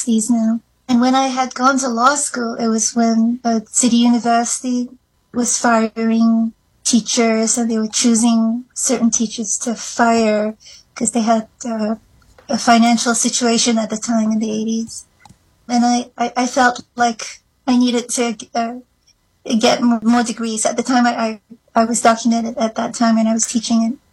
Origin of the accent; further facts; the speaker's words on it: Malaysia; also born or lived in New York City; now in Navajo Nation, United States; I'm an immigrant. My home country is Malaysia.